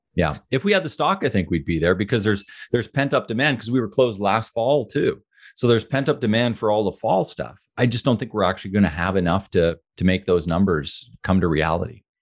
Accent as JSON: {"language": "English", "town": "Ottawa", "region": "Ontario", "country": "Canada", "tie": "born or raised there", "said": "I grew up in Ottawa"}